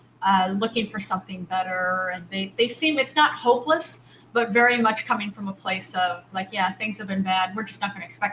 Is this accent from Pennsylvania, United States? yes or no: no; Bowling Green, Ohio, United States; Then I grew up in Bowling Green, Ohio.